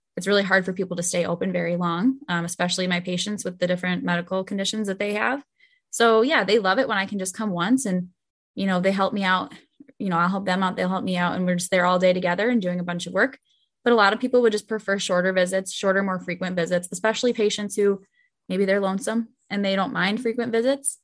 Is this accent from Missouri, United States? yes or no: no; Buffalo, New York, United States; I am from Buffalo.